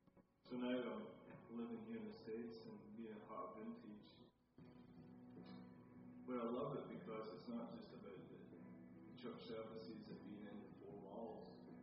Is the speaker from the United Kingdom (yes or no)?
yes; Scotland, United Kingdom; You know, for me, growing up in Scotland, life is very much not shaped around the size of your home, the size of your car, and the money that you have.